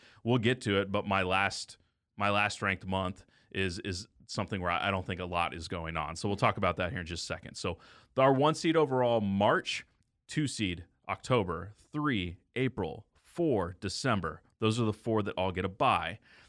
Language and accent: English; the South, United States; So my birthday is in the month of May. It's also the month that, at least where I grew up in the South, we got out of school.